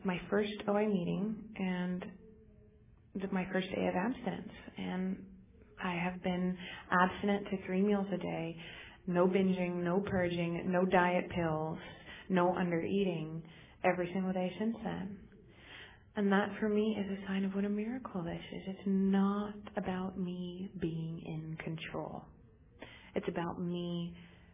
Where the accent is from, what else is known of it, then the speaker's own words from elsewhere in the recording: United States; also born or lived in Torrance; I'm actually from Lake Tahoe